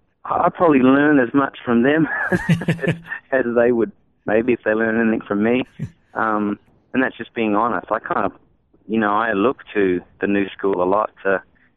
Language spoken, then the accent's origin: English; Australia; I think growing up in Aussie as a kid, you know, your first allegiance was to Aussie bands.